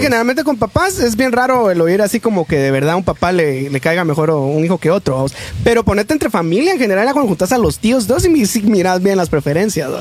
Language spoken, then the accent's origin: Spanish; Guatemala; como somos los chapines